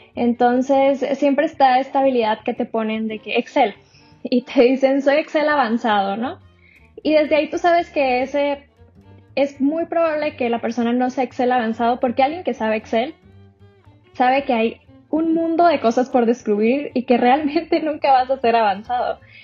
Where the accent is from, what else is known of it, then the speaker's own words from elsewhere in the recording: Sonora, Mexico; yo soy de Sonora